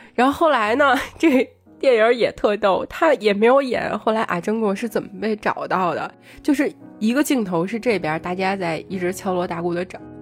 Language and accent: Chinese; Beijing, China; 我们作为北京人